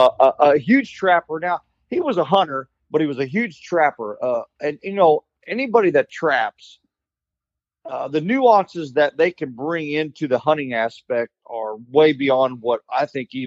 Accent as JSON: {"language": "English", "town": "Paris", "region": "Missouri", "country": "United States", "tie": "born or raised there", "said": "I've lived in Missouri my whole life. I was born and raised in Parrish, Missouri, which is anybody that's listening from Parrish, don't hold this against me, but it's kind of a one horse town."}